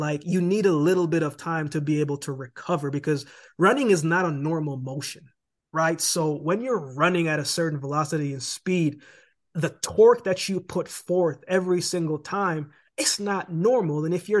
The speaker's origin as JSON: {"language": "English", "country": "Canada", "lives_now": "United States", "said": "How am I going to live in America and I'm Canadian and I don't have a work permit to even work, right?"}